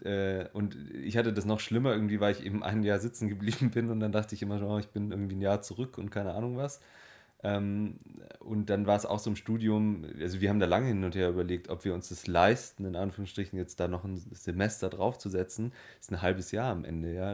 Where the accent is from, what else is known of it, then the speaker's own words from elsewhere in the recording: Germany; bei uns in Deutschland